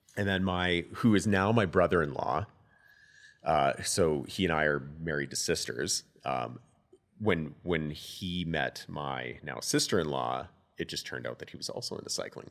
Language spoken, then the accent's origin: English; Calgary, Alberta, Canada; I'm a born and raised Calgarian